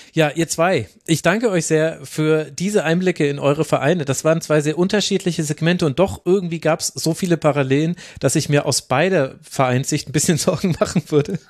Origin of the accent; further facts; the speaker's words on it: the region where all the Club fans are, Bavaria, Germany; Ich komme ja genau aus der Region, wo alle Clubfans sind